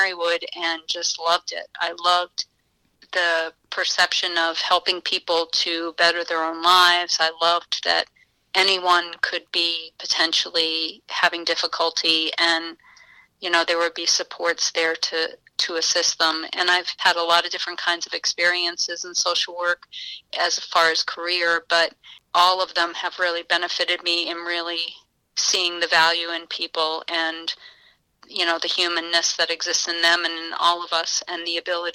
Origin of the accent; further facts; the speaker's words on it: United States; moved away as an adult; also born or lived in Florida / Massachusetts / New Hampshire; now in Scranton, United States; I actually grew up in Massachusetts and New Hampshire until I came to college in Scranton, and then I've been here ever since